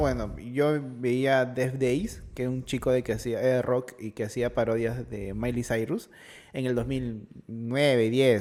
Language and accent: Spanish; Peru